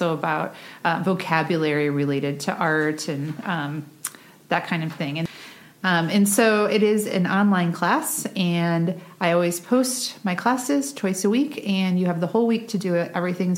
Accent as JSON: {"language": "English", "region": "Michigan", "country": "United States", "tie": "born there", "said": "So I was born in Michigan and I've moved many places since then."}